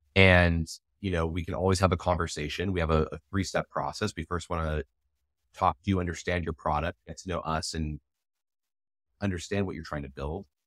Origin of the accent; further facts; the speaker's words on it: United States; I'm also South African. I'm born in America. I'm an American. I have a U S passport. I was born with one. But my parents are South African